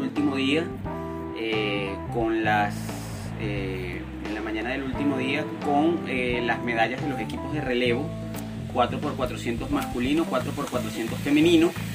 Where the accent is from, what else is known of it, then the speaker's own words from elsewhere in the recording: Venezuela; nuestra perspectiva como venezolanos